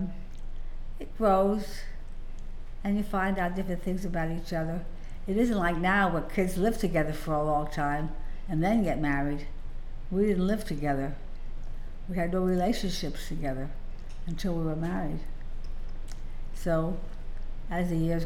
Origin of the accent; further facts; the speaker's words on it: New Jersey, United States; moved away as an adult; now in California, United States; We were married and lived in New Jersey, born and raised in New Jersey